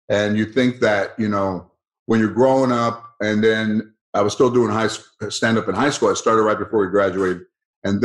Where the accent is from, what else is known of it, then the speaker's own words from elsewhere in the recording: Los Angeles, California, United States; I grew up in San Fernando, Mission Hills.